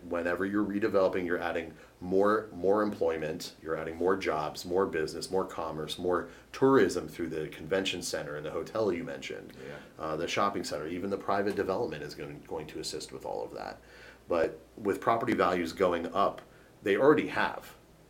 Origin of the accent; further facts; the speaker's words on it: Northern Virginia, United States; moved away; I grew up in Northern Virginia, nowhere close.